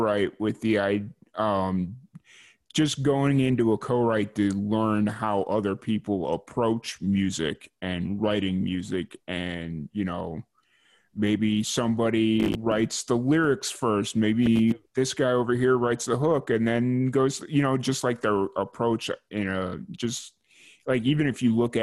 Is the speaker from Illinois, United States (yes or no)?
yes; Chicago, Illinois, United States; now in Waco, United States; it was just me growing up in Chicago